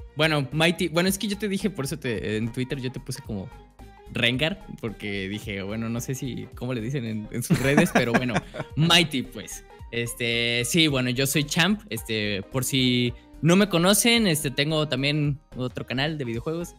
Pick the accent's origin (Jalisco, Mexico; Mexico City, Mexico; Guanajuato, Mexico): Jalisco, Mexico; Guadalajara; yo soy de México, ah, específicamente de Guadalajara